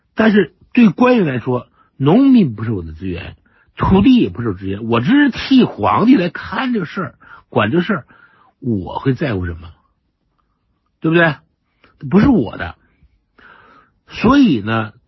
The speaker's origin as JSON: {"language": "Chinese", "country": "China", "said": "我们中国人就这个，就，就这个毛病"}